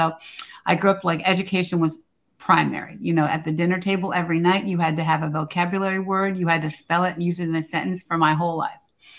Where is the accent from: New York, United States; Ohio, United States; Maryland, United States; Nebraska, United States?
Maryland, United States; Silver Spring; I grew up in Silver Spring, Maryland. I had very dominant parents. I had a very, very dominant father and grandparents. And so, you know, we were a very middle-class Black family.